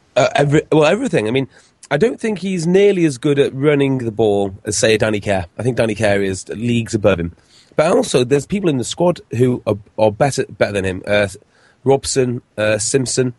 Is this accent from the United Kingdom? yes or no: yes; Wales, United Kingdom; as a Welshman